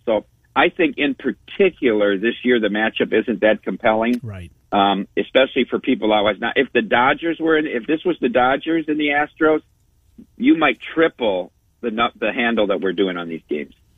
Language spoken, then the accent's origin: English; Iowa, United States; now in Las Vegas, United States; get back to my home state